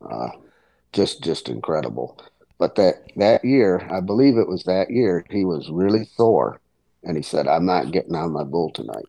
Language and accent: English; Leicester, New York, United States; my hometown of Leicester, New York